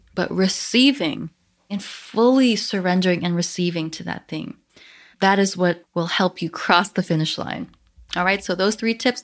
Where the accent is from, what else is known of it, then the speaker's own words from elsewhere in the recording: Canada; I am Chinese Canadian